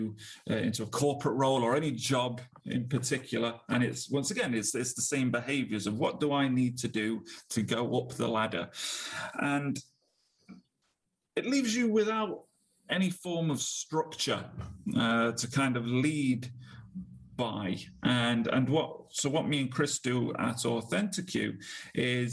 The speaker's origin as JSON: {"language": "English", "town": "Nottingham", "region": "East Midlands", "country": "United Kingdom", "tie": "born or raised there", "moved": "as an adult", "lives_now": "Manchester, United Kingdom", "said": "I was born and raised in Nottingham"}